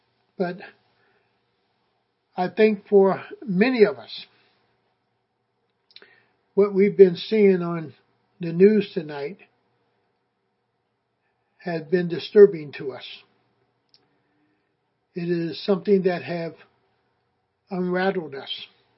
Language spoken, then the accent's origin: English; United States; And that goes through my mind just as an African American. But it also goes through my mind as an American citizen.